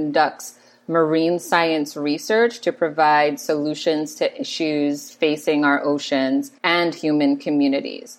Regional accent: Road Town, British Virgin Islands; also born or lived in St. Thomas, U.S. Virgin Islands; So I am originally from the Virgin Islands, born in St. Thomas, which is U.S. Virgin Islands, but most of my family is from Tortola, British Virgin Islands. So I spent a lot of my childhood in Tortola growing up

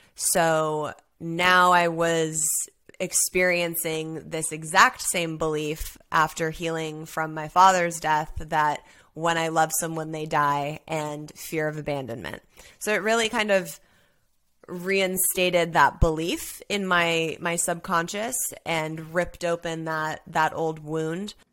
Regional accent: Los Angeles, California, United States; I grew up, born and raised in Los Angeles as an only child

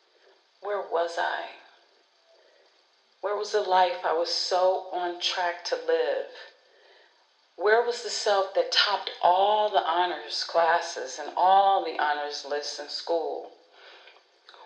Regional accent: Detroit, Michigan, United States; moved away; also born or lived in Los Angeles, California; Growing up in Detroit

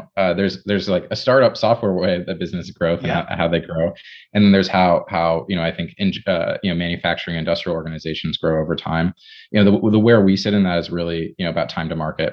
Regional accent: Ann Arbor, Michigan, United States; I grew up in Michigan

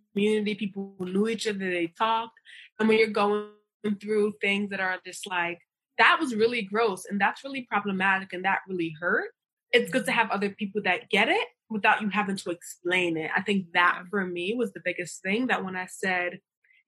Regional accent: New York, United States; moved away as an adult; now in Sydney, Australia; I grew up in Brooklyn, which is very diverse.

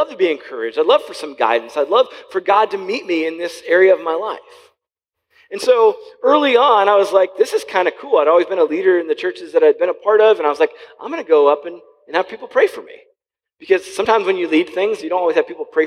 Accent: Wooster, Ohio, United States; also born or lived in Columbus, Ohio; I grew up in Worcester, which is about 50 minutes south of here or so

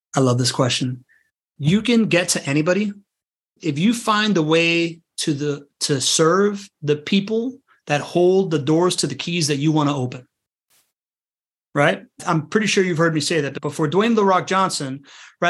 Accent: Venezuela; moved away; I'm from Venezuela. It's a place that I can't go back

